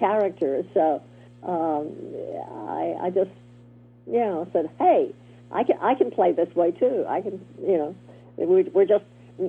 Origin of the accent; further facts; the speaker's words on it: the South, United States; accent: Southern; I could use my Southern accent, which was nice, which I worked so hard to get rid of.